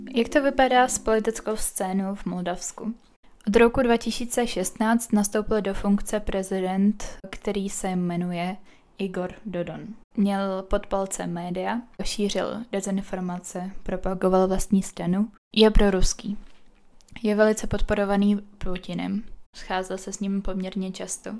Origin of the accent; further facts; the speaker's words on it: Czechia; also born or lived in Moldova; celý život život tady v Česku v podstatě od 6 let